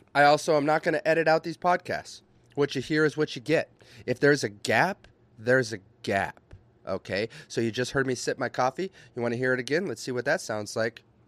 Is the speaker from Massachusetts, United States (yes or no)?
no; Minnesota, United States; I'm from Minnesota